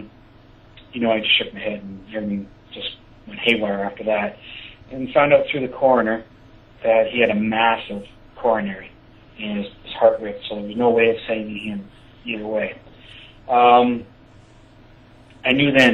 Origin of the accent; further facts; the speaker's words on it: Sarnia, Ontario, Canada; my hometown, Sarnia